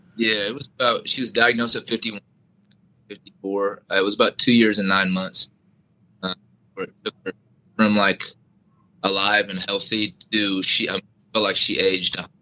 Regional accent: Iowa, United States; moved away; my home state of Iowa

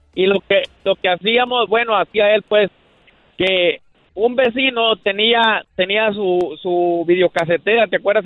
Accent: Guatemala; soy de Guatemala

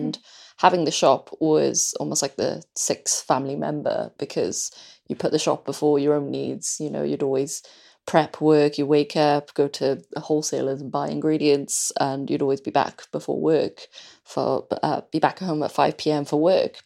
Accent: Wales, United Kingdom; I was born in Wales

